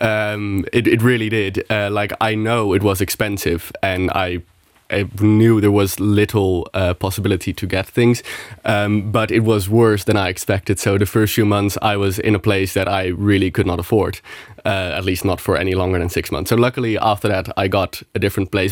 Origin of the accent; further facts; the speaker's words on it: Netherlands; moved away as an adult; now in Luxembourg; I'm from the Netherlands